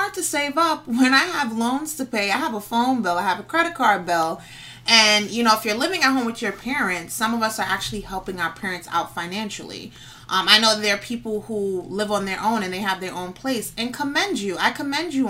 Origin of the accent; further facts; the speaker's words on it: New York City, New York, United States; I'm from the Bronx, born and raised